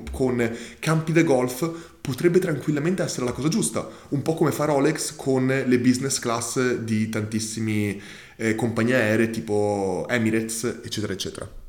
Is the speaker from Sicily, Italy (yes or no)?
yes; Modica, Sicily, Italy; Per i matrimoni, ad esempio, ho una, ru- ho una rubrica chiese, visto che sono di Modica e la città è famosa anche per le sue 100 chiese.